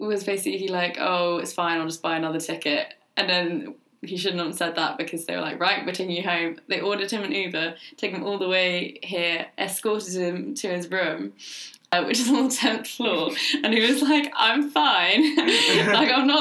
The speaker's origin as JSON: {"language": "English", "country": "United Kingdom", "said": "We're British"}